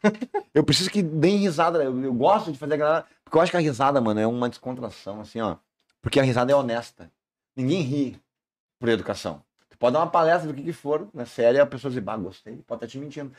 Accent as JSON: {"language": "Portuguese", "country": "Brazil", "said": "eu sou do Salandia, sou da vila"}